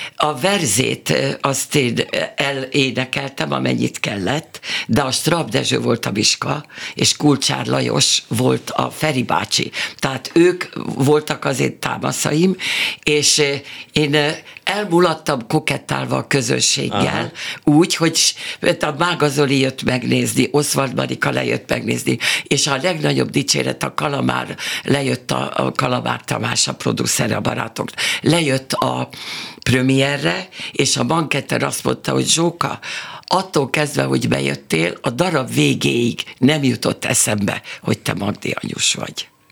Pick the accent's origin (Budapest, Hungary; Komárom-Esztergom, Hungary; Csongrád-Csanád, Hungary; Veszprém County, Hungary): Budapest, Hungary; moved away as an adult; also born or lived in Szeged; now in Pécs, Hungary; én pesti vagyok, meg ő is